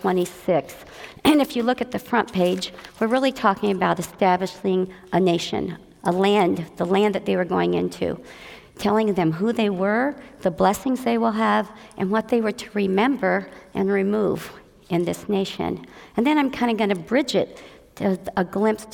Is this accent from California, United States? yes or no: yes; Southern California, United States; moved away as an adult; also born or lived in Frankfort, Indiana / Indiana; in Frankfort, Indiana in 1948. And when I was 9 years old, we moved to what I thought was the promised land, California, Disneyland, Southern California